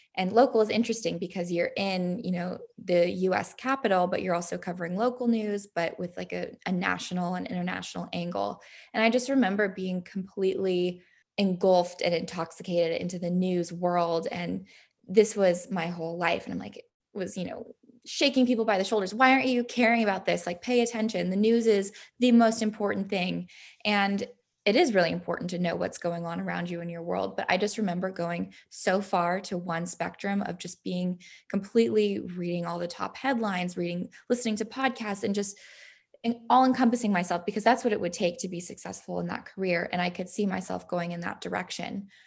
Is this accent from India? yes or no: no; San Diego, California, United States; it was really fun to grow up there